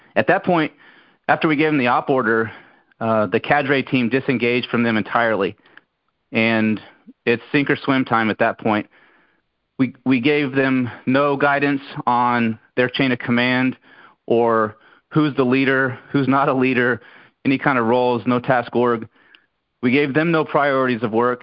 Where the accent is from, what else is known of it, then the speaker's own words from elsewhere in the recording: Brunswick County, North Carolina, United States; where I grew up in Brunswick County, North Carolina